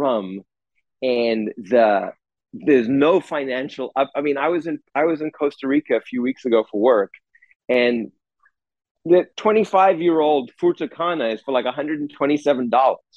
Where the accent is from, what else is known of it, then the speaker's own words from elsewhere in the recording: South Africa; moved away; I grew up in South Africa